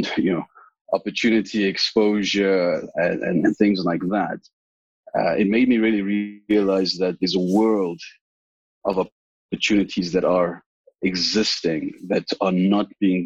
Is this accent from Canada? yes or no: no; South Africa; I grew up in the Val myself